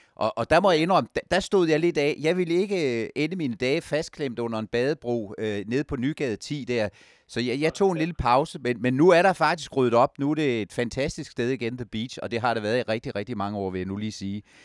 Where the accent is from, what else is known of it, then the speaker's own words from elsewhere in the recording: Jutland, Denmark; jeg er en skeptisk jyde